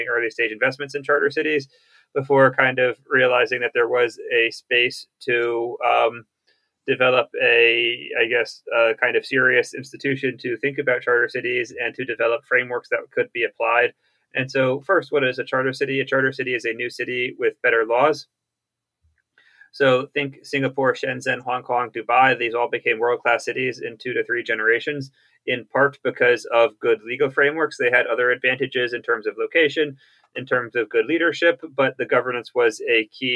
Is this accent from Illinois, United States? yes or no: no; Bethesda, Maryland, United States; I grew up in Bethesda, Maryland, the son of distinguished bureaucrats